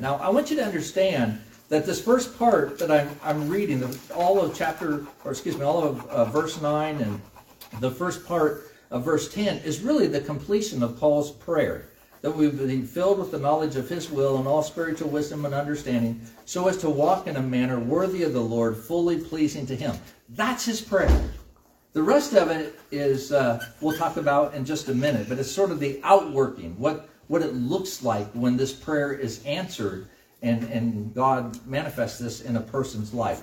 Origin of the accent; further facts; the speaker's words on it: United States; as American Christians